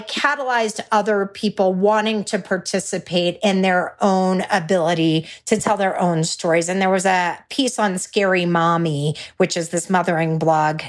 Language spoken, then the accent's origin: English; Texas, United States; I'm a Texan